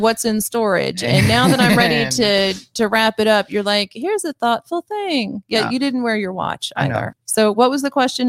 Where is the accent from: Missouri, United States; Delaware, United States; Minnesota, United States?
Missouri, United States; accent: twang; You know, I'm from Missouri, but I should say Missouri. And there are times when my twang comes out a little bit more and times when I tuck it in.